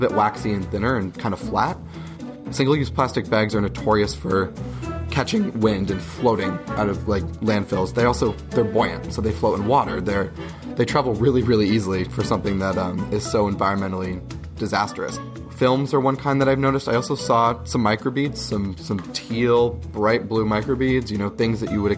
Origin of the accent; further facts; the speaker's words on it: Berwick, Pennsylvania, United States; I grew up in a small, like, little neighborhood in Berwick